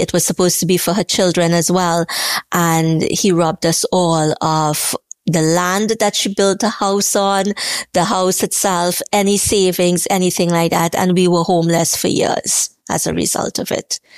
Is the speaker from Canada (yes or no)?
no; Trinidad & Tobago; growing up in Trinidad, growing up poor